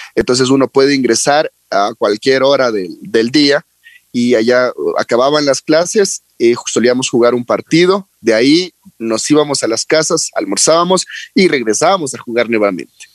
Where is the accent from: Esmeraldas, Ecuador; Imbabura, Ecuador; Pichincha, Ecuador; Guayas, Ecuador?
Esmeraldas, Ecuador; La Independencia; bueno, mi familia es oriunda de Manabí, pero yo en sí nací en Esmeraldas